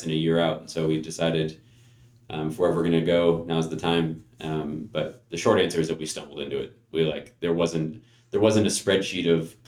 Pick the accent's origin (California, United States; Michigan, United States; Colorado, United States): California, United States; North Bay, San Francisco Bay Area; moved away as an adult; now in Bend, United States; was born and raised in the North Bay and in the San Francisco Bay Area